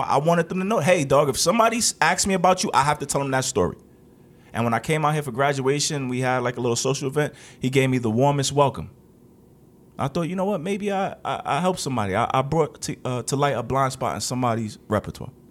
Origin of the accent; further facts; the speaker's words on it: New York, United States; I'm from New York